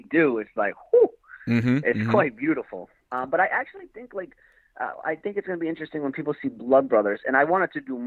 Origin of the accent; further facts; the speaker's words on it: Fall River, Massachusetts, United States; growing up in Fall River.